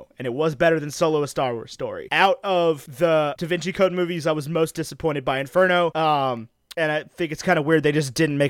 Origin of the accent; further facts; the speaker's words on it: Virginia, United States; We're from Virginia, though.